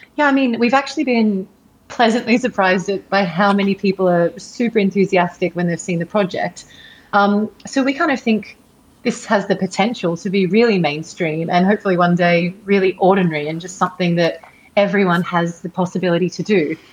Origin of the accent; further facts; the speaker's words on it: Sydney, New South Wales, Australia; moved away; I am in Sydney at the moment, which is my hometown